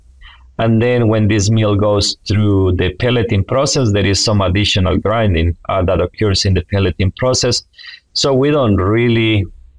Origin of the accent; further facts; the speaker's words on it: Honduras; moved away as an adult; also born or lived in North Carolina, United States; now in Alabama, United States; I am originally from Honduras